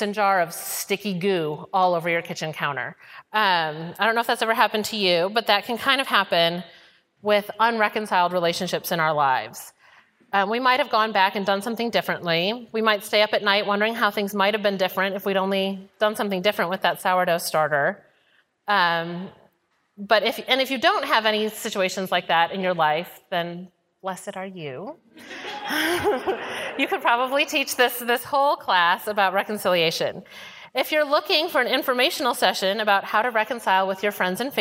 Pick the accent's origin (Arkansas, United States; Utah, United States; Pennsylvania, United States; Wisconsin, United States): Wisconsin, United States; now in Houston, United States; I'm from Wisconsin originally